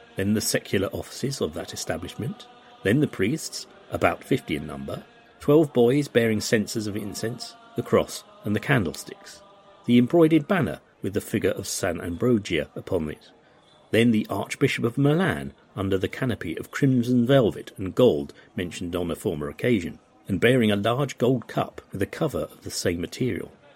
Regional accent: United Kingdom; as a British person, we often use the term yank

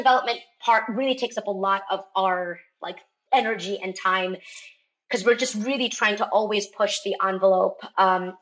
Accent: Darjeeling, West Bengal, India; moved away; We grew up in the tea estates, in the Himalayas near Darjeeling.

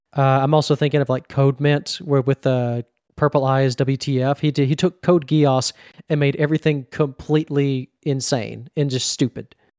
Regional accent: Mississippi, United States; Mississippi down here, born and born and raised and still here

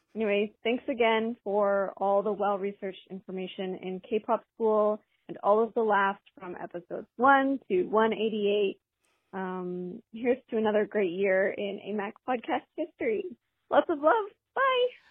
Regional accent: Sweden; I'm from Sweden.

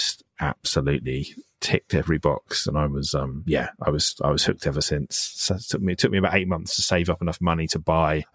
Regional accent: Isle of Wight, South East England, United Kingdom; where I grew up in the Isle of Wight

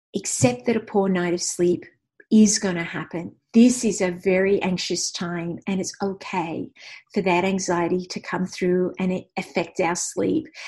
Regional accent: Australia; I'm Australian

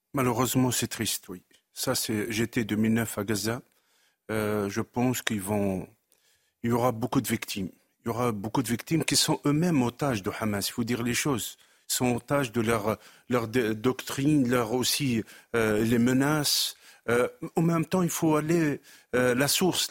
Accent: Drancy, Île-de-France, France; Je suis lui-même de Drancy

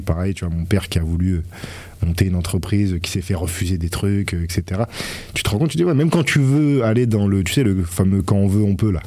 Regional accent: Grenoble, Auvergne-Rhône-Alpes, France; moved away as an adult; J'ai passé 20 ans, mes 20 premières années à, Grenoble.

